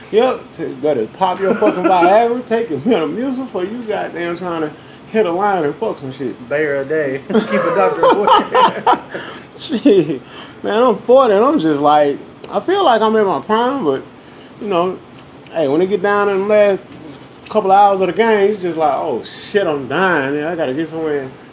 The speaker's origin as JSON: {"language": "English", "region": "the South", "country": "United States", "said": "I'm from the South"}